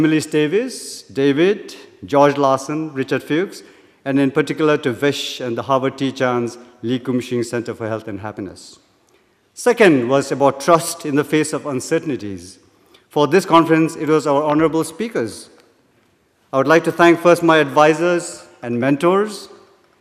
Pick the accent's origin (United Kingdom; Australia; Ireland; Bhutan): Bhutan; moved away as an adult; now in Cambridge, United States; I'm from Bhutan, as you can see, wearing my national dress